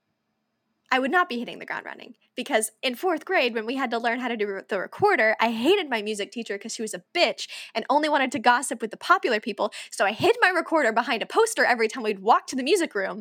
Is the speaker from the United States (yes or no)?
yes; United States; we're Americans from the United States